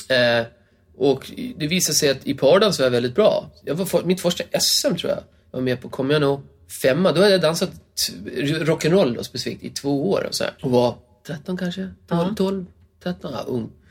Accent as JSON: {"language": "Swedish", "region": "Gotland", "country": "Sweden", "tie": "born or raised there", "moved": "yes", "said": "Gotland är det. Som är min hemö"}